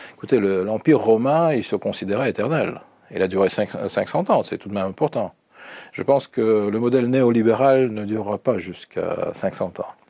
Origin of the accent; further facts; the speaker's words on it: Russia; French is a second language; chez nous en Russie